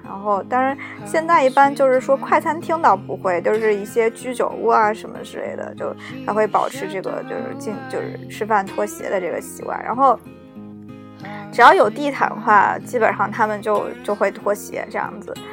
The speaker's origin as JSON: {"language": "Chinese", "country": "China", "said": "在我们中国人的意识中"}